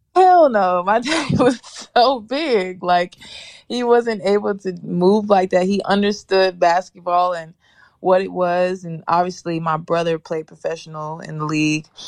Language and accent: English; Nashville, Tennessee, United States; also born or lived in Memphis, Tennessee; I'm from Nashville